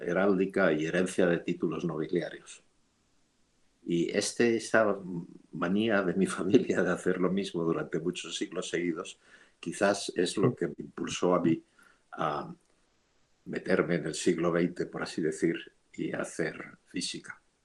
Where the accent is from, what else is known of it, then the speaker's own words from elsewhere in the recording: Madrid, Community of Madrid, Spain; moved away as an adult; also born or lived in Geneva / Boston; Yo soy madrileño y um, cuando yo era, cuando yo nací, Madrid tenía más o menos medio millón de habitantes